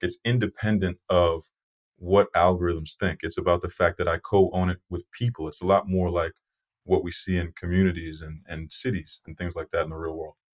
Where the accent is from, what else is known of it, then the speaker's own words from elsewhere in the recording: Brockton, Massachusetts, United States; I grew up in Brockton, Massachusetts, right outside of Boston